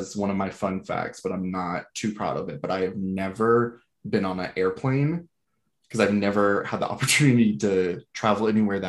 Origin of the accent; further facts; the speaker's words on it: Callahan, Florida, United States; also born or lived in Blackshear, Georgia / Charlotte, North Carolina; One is Blackshear, Georgia, which is nothing but farmlands. I grew up on a farm for a good bit and then ended out in Callahan, Florida, which is about 45 minutes outside of Jacksonville, if there's no traffic, that is. But still very small, both small town